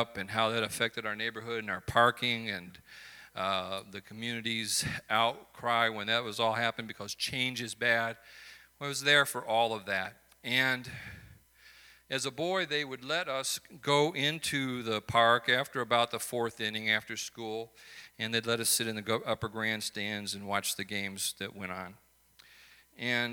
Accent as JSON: {"language": "English", "town": "Chicago", "region": "Illinois", "country": "United States", "tie": "born or raised there", "said": "growing up in Chicago"}